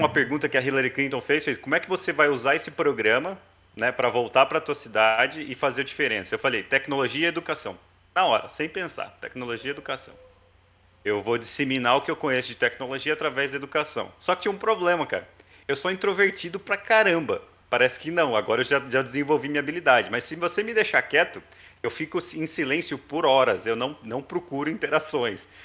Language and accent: Portuguese; Hortolândia, São Paulo, Brazil; also born or lived in Campinas; nasci em Campinas, cresci em Hortolândia, interior de São Paulo